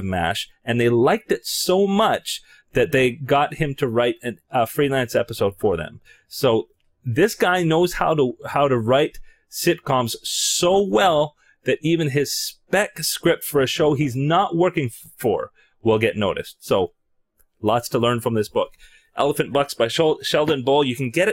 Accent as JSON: {"language": "English", "country": "Canada", "said": "I'm Canadian"}